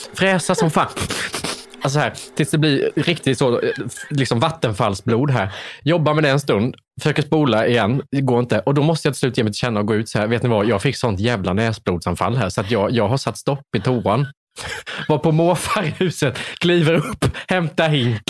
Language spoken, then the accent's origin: Swedish; Värnamo, Jönköping County, Sweden; moved away; Jag kom från Värnamo, det är ännu mindre